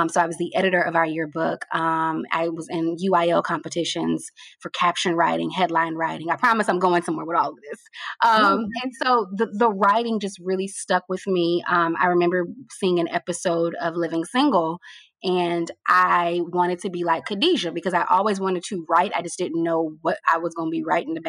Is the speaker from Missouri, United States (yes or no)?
no; Fort Worth, Texas, United States; also born or lived in Louisiana; I'm from Fort Worth, the Dallas-Fort Worth area. And I lived there my entire life with the exception of college.